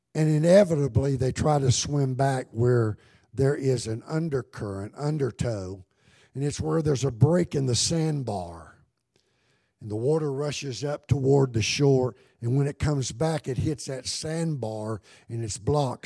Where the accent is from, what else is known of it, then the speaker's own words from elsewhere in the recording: United States; I'm an American. I love America, but this isn't my home